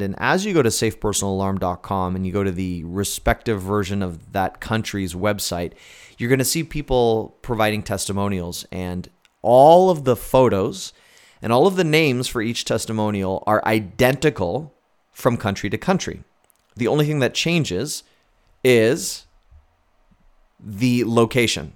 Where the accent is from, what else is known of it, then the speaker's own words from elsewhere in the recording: Canada; also born or lived in Fargo, North Dakota / Buffalo, New York; as a Canadian, I, I have healthcare in Canada.